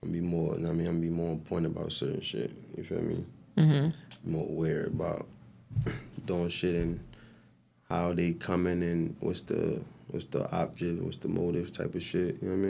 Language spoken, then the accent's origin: English; Irvington, United States; I'm from Irvington, so it's that shit, like, it's a bunch of shit.